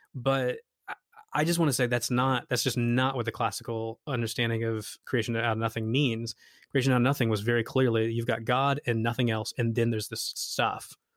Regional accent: United States; since we're all American here

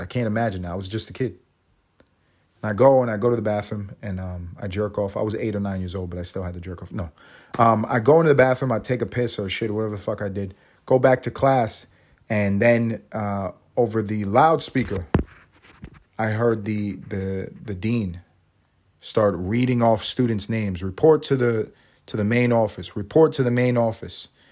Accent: New York City, New York, United States; I was in New York City. I'm from New York. I was in the third grade

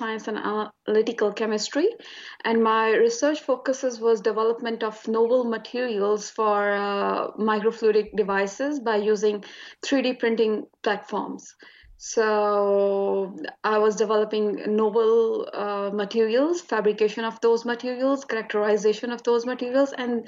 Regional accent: Attock, Punjab, Pakistan; moved away as an adult; also born or lived in Lahore, Pakistan; now in Tasmania, Australia; I'm originally from Pakistan. Basically, I belong to a small city which is situated in the north of Pakistan. So I had my early education from there. It's Attock.

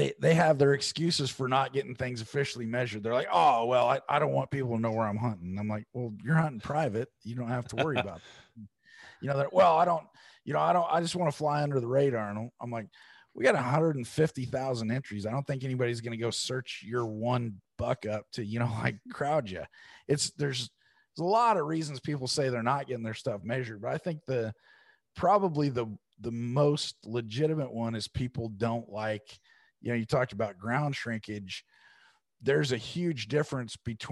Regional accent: Oregon, United States; I'm from Oregon. I'm a West Coast guy

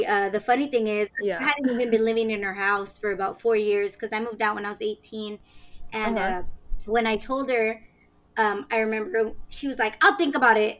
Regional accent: San Antonio, Texas, United States; I was born and raised in San Antonio, Texas, and after 32 crazy years, here I am.

